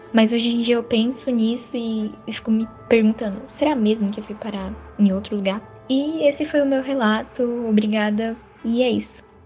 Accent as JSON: {"language": "Portuguese", "region": "São Paulo", "country": "Brazil", "said": "sou da capital de São Paulo"}